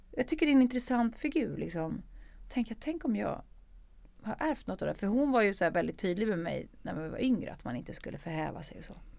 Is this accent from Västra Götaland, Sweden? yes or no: no; Stockholm, Stockholm County, Sweden; jag är född i Stockholm